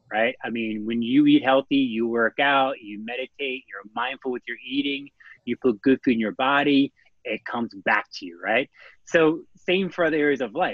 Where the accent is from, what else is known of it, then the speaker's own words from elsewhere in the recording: Maryland, United States; Right now, I'm currently in Maryland, my home state